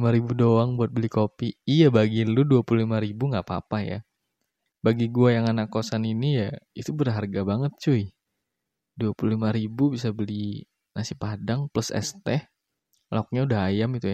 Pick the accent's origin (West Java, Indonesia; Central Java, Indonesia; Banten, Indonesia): Central Java, Indonesia; Semarang; now in Surabaya, Indonesia; gue tuh kuliah di salah satu kampus di kota Surabaya. Gue aslinya Semarang sih, di sini gue ngekos.